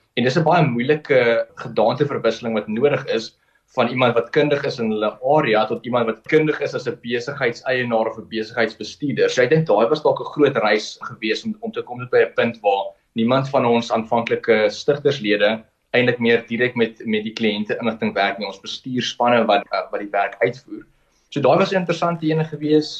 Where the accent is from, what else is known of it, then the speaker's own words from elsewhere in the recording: Kimberley, Northern Cape, South Africa; ek is gebore in Kimberley. Ek het daar gematrikuleer aanvanklik. Uh, my ouers het daarso gewoon